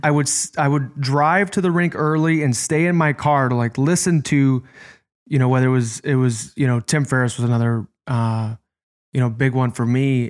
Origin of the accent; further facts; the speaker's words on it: Chicago, Illinois, United States; I'm from Chicago, so I grew up in our youth hockey city